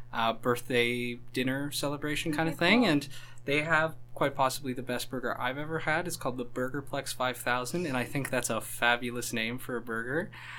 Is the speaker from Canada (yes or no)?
yes; Cambridge, Ontario, Canada; I'm from Cambridge.